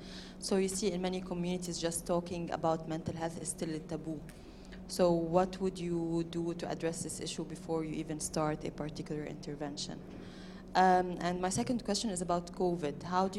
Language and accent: English; Lebanon; I'm from Lebanon.